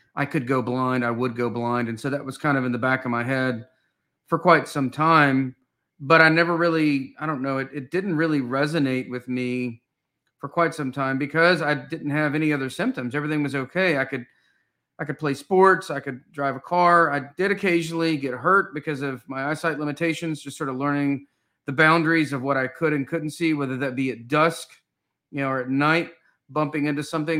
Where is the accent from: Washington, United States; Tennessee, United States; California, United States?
Tennessee, United States; Knoxville; I grew up in Knoxville, Tennessee